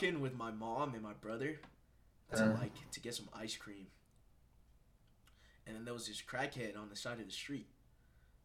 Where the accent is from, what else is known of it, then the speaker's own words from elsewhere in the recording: Colorado, United States; also born or lived in Bronx, New York, United States; I've been in Colorado for, like, 13 years